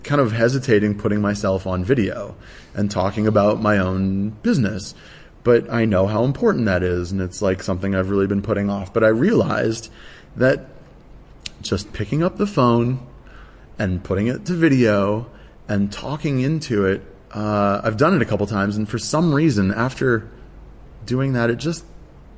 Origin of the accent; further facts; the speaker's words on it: United States; now in Australia; I'm obviously American